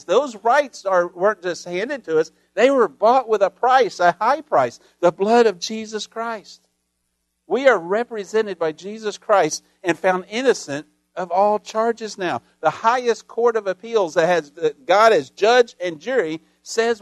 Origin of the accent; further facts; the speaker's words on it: United States; as an American